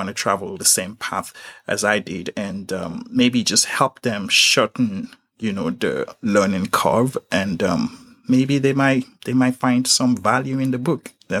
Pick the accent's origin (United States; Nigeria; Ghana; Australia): Nigeria; I was just a young boy, born and raised in Nigeria.